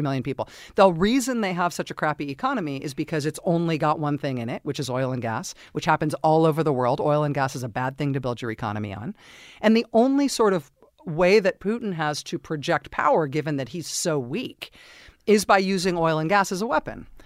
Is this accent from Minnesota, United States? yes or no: no; Castro Valley, California, United States; I grew up in Castro Valley, California